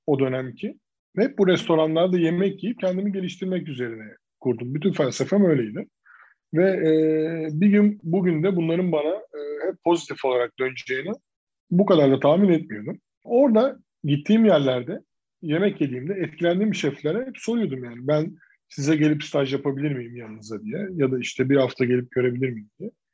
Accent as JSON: {"language": "Turkish", "region": "İzmir", "country": "Turkey", "tie": "born or raised there", "said": "Ben de bunun içine doğdum 3 yaşındayken. E, ve hep burada büyüdük"}